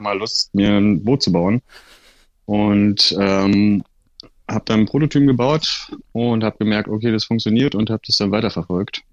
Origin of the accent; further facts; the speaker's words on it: Berlin, Germany; ich bin so ein klassischer Berliner